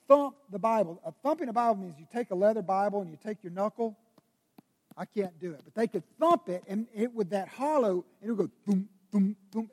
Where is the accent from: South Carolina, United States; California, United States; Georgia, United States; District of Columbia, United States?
South Carolina, United States; Greenville; I grew up in Greenville, South Carolina.